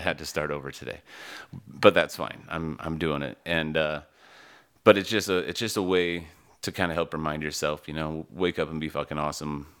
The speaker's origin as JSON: {"language": "English", "region": "Utah", "country": "United States", "tie": "born or raised there", "also_born_or_lived": "East Coast, United States", "moved": "as an adult", "said": "I grew up in Utah, and, uh, I've lived all over the East Coast, a lot of, a lot of my adult life, and back to Utah."}